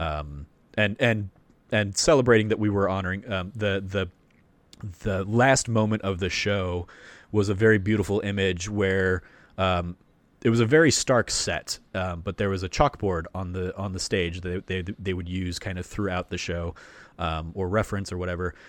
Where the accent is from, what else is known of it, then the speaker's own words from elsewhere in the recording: Phoenix, Arizona, United States; growing up in Phoenix and and in Arizona